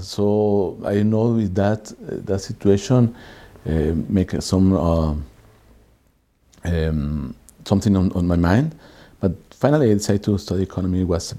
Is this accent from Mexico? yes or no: yes; Mexico City, Mexico; English is a second language; I born in Mexico City and I am economist.